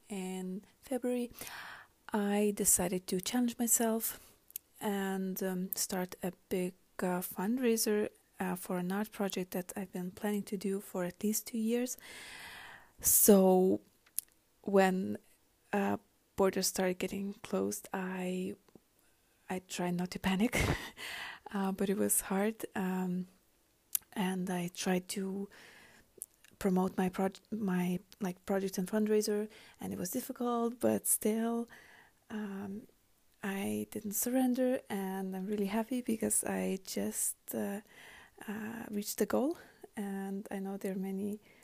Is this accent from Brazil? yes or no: no; Iceland; from Iceland